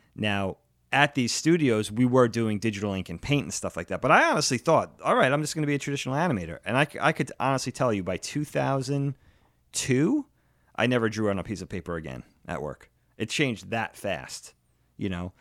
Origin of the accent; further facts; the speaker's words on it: Long Island, New York, United States; moved away as an adult; also born or lived in Philadelphia; I grew up with him on Long Island